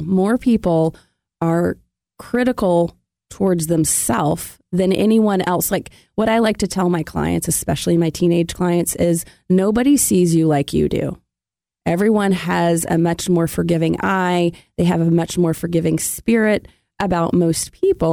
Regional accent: Memphis, Tennessee, United States; now in Atlanta, United States; I'm from Memphis

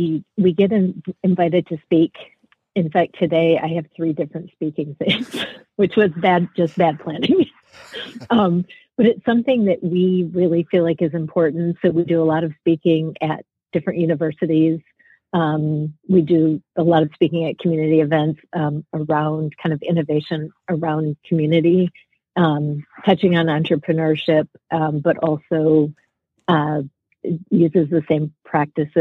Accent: Michigan, United States; moved away as an adult; also born or lived in Atlanta, Georgia; I'm from Michigan. So I grew up here

